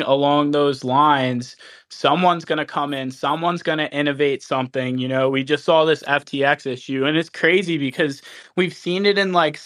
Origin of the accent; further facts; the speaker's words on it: New Jersey, United States; moved away; I'm originally from Jersey